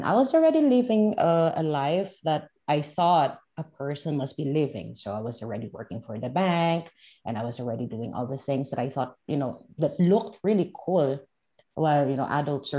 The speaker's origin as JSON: {"language": "English", "country": "Philippines", "tie": "born or raised there", "said": "I am from the Philippines, and I was born and raised in the Philippines, and I grew up in a village."}